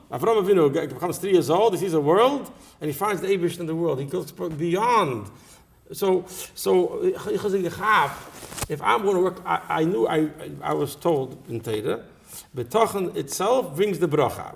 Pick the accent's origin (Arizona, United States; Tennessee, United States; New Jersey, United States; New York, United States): New York, United States; New York City; I grew up in Borough Park